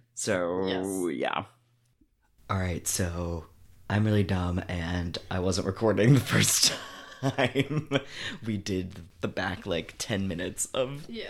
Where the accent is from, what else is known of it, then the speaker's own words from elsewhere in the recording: Northeast, United States; I'm from the Northeast. We don't have reservations.